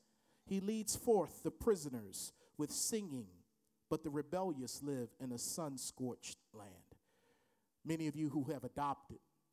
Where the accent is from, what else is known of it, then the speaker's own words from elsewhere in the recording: Baltimore, Maryland, United States; I went to his church growing up in Baltimore, Maryland